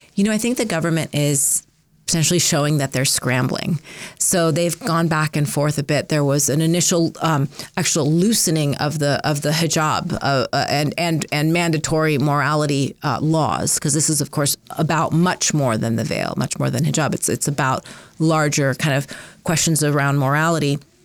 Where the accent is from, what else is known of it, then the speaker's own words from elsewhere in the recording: Southern California, United States; also born or lived in Minneapolis, Minnesota / Iran (ancestry); now in Montana, United States; we were initially settled in Minneapolis, Minnesota. Uh, and then in nineteen eighty-four, I came home from school one day, and there was a sign posted out the front of my door, and it said, "Burn this house. Terrorists live here." And my father made the very difficult decision Christian to pack everything up and moved us to California, to Southern California